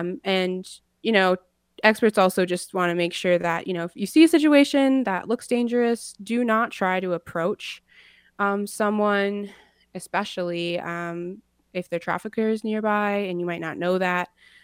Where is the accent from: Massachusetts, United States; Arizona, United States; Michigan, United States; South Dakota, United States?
South Dakota, United States; Rosebud; also born or lived in Minnesota; I come from the Sichangu Lakota people from Rosebud, South Dakota, as well as the White Earth people from northern Minnesota.